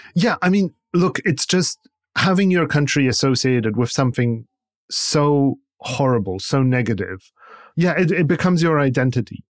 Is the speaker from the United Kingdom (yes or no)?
no; Poland; moved away; somebody who is from Poland, who spent a big part of their life growing up in Poland